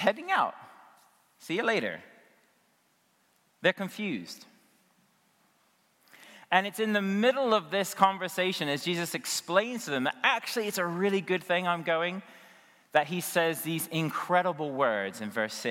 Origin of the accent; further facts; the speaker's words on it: United States; I'm an American